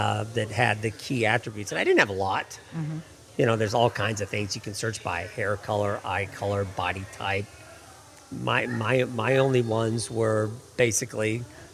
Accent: Seattle, Washington, United States; moved away as an adult; now in Washington, D.C., United States; I'm from Seattle. I've been in Washington, D.C. for almost 30 years

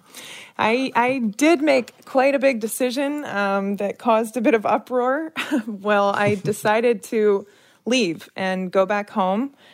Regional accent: Wilmington, Delaware, United States; moved away as an adult; also born or lived in Chicago; now in Washington, D.C., United States; I grew up in Wilmington, Delaware.

